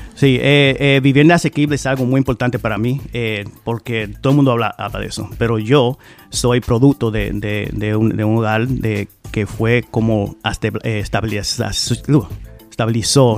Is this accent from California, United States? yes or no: no; Providence, Rhode Island, United States; yo soy hijo de Providence, no nací aquí, llegué aquí a los nueve años